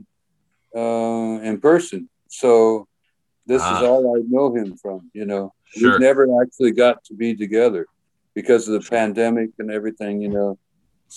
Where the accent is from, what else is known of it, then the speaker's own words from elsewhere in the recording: Manhattan, Kansas, United States; also born or lived in Lawrence, Kansas; I was born in Manhattan, Kansas, about an hour away